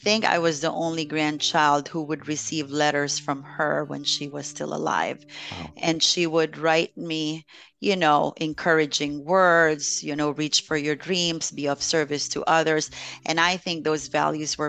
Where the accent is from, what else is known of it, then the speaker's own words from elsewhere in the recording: Philippines; now in United States; growing up in the Philippines, we weren't too wealthy.